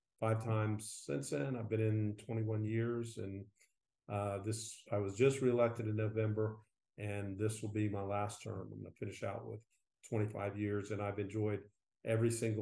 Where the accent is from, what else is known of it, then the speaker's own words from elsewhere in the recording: Kissimmee, Florida, United States; also born or lived in Orlando, Florida; I was actually born in the city of Orlando. I grew up in Kissimmee